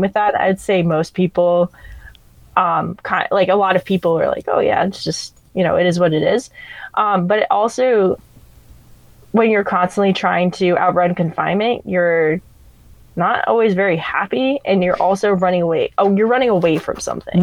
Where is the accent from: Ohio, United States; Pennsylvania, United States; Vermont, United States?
Vermont, United States; moved away as an adult; also born or lived in Hawaii / Italy / Florida; now in San Diego, United States; I grew up in Vermont, and then actually moved to Hawaii for a teaching job for three years.